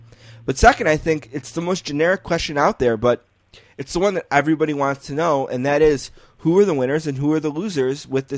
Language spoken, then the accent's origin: English; Buffalo, New York, United States; we are from Buffalo